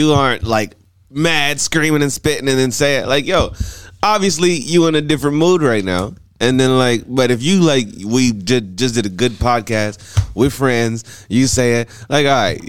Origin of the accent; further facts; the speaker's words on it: Ardmore, Oklahoma, United States; Ardmore High School, though, like I was from Ardmore.